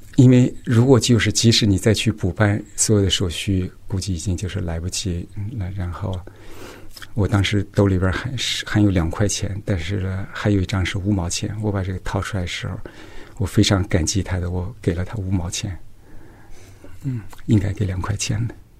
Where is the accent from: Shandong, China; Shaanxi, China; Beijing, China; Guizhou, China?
Shaanxi, China; Yan'an; now in United States; 我是一九六八年出生的，然后出生在陕西省延安地区安塞县正武洞公社。我现在是在美国做药物研发